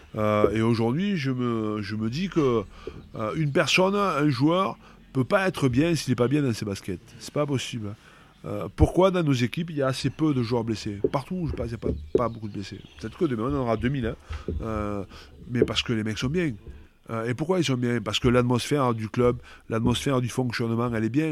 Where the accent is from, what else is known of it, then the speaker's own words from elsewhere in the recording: Pépieux, Occitania, France; also born or lived in Castres / Carcassonne; now in Bordeaux, France; c'est chez moi, à Pépieux, euh, là où j'ai passé toute mon enfance